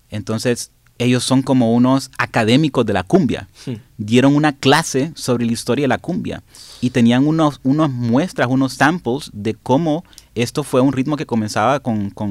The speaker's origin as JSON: {"language": "Spanish", "town": "La Ceiba", "region": "Atlántida", "country": "Honduras", "said": "yo soy de la Ceiba"}